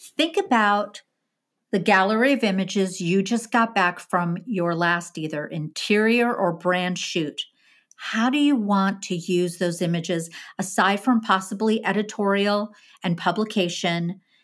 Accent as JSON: {"language": "English", "region": "Midwest", "country": "United States", "moved": "yes", "lives_now": "Northeast, United States", "said": "I'm from the Midwest"}